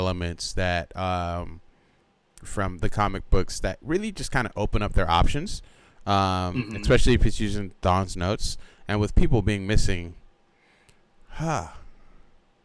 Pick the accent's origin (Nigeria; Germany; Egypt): Nigeria; moved away; I'm Nigerian